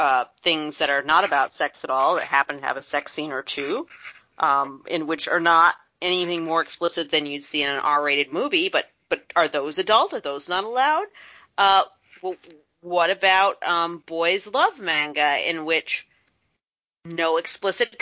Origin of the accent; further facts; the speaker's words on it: United States; I, as an American who enjoys Hollywood's products